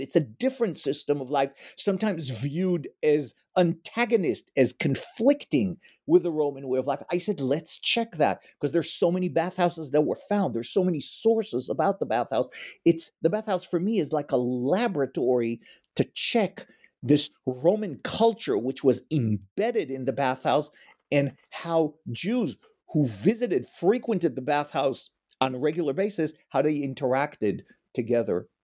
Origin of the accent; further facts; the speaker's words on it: Israel; moved away as an adult; also born or lived in New York; now in Ann Arbor, United States; Originally, I am from Israel